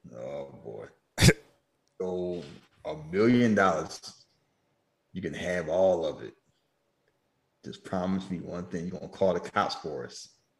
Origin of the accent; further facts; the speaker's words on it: California, United States; I ain't never heard nobody from Sacramento. I'm a Californian.